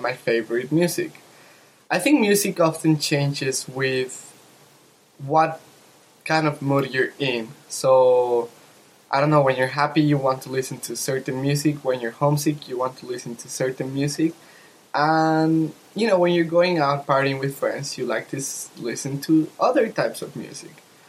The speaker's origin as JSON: {"language": "English", "country": "Mexico", "said": "from Mexico"}